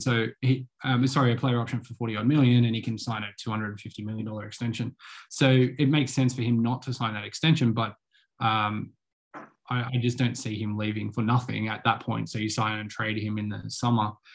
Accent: Australia; as an Australian

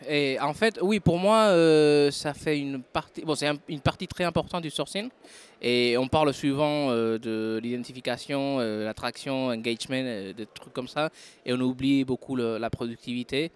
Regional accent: Madrid, Community of Madrid, Spain; French is a second language; moved away; also born or lived in France; Je suis de Madrid, oui, je suis espagnol, mais j'ai vécu quelques temps en France, en fait. C'est pour ça que le français, c'est ma deuxième langue

